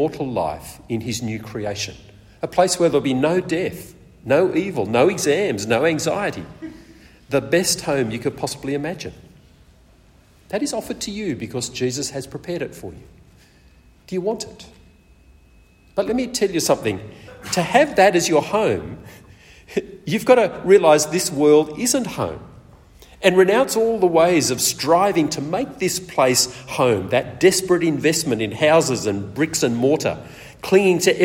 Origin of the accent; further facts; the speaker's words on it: Sydney, New South Wales, Australia; moved away as an adult; also born or lived in Perth; I grew up mainly in Sydney, and after Rosemary and I got married, we moved to Perth